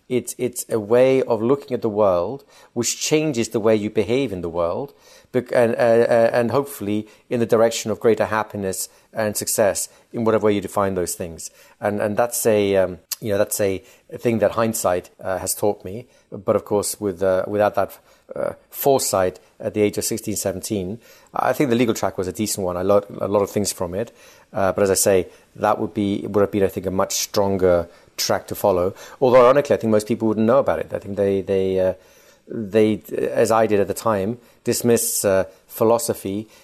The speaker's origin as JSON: {"language": "English", "region": "London", "country": "United Kingdom", "tie": "born or raised there", "also_born_or_lived": "Spain", "accent": "English", "said": "So I grew up in part in Spain, and then later on, about 7 years later on, we moved to England, and I grew up mostly in London at that point, hence my English accent."}